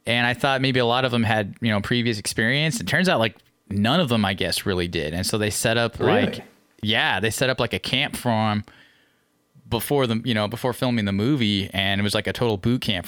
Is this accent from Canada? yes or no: no; North Bay, Northern California, United States; moved away; I grew up in Northern California, north, you know, the North Bay